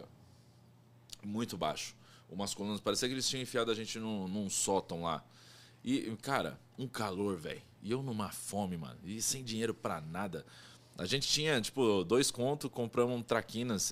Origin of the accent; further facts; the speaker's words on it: Brazil; eu falo brasileiro porque eu sou brasileiro, não conheço outro lugar.